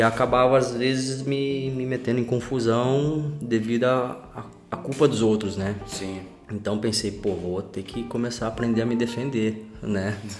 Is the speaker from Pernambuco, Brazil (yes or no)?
no; Araras, São Paulo, Brazil; moved away as an adult; also born or lived in Italy; now in London, United Kingdom; Sou do interior de São Paulo, a cidade de Araras.